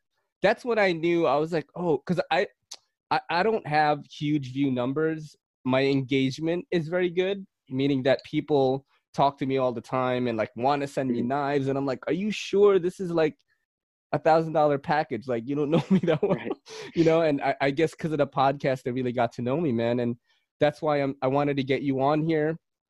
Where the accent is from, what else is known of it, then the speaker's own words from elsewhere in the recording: Philippines; now in United States; I came from the Philippines. And I came from the countryside, you know, and I've like eaten weird shit like game, like snake, frog, you know, stuff like that, because that's how it was over there.